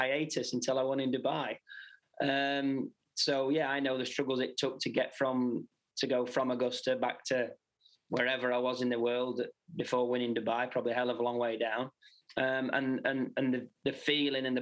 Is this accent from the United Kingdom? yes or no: yes; United Kingdom; obviously being British